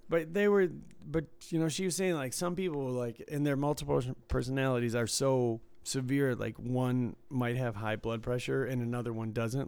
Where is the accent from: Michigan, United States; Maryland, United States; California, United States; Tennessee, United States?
Michigan, United States; Detroit; where I was from in the suburbs of Detroit